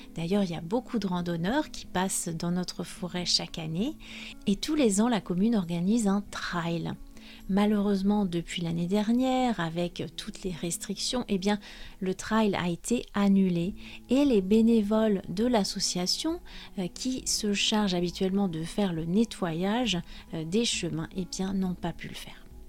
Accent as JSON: {"language": "French", "country": "France", "also_born_or_lived": "Brittany"}